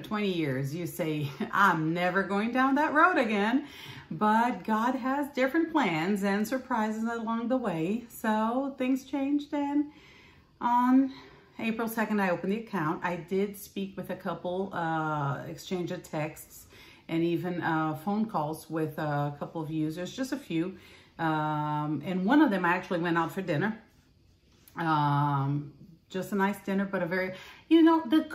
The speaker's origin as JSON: {"language": "English", "town": "Recife", "region": "Pernambuco", "country": "Brazil", "tie": "born or raised there", "also_born_or_lived": "Angola", "moved": "as an adult", "lives_now": "United States", "said": "I'm from Brazil, and I was born and raised in Brazil, Northeast Brazil, in Recife."}